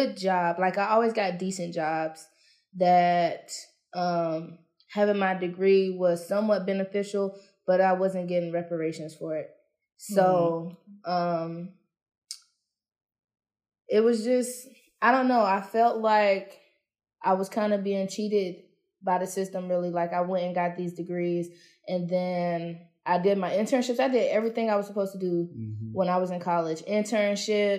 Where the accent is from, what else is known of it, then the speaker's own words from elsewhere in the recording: Harnett County, North Carolina, United States; I'm from Harnett County